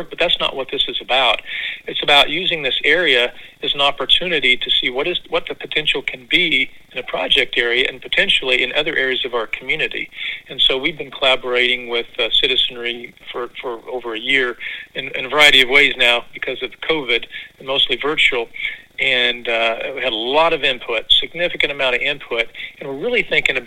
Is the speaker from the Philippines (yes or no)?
no; Missouri, United States; moved away as an adult; also born or lived in Kansas / Stillwater, Oklahoma; now in Springfield, United States; I was able to come back to my home state in Springfield, just a couple hours from where I grew up.